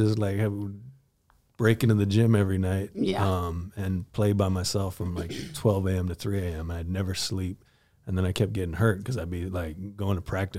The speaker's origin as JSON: {"language": "English", "town": "Sausalito", "region": "California", "country": "United States", "tie": "born or raised there", "said": "I grew up on a houseboat in Sausalito."}